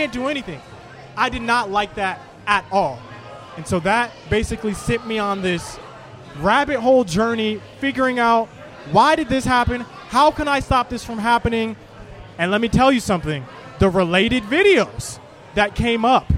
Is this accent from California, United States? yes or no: no; Orlando, Florida, United States; I grew up in Central Florida.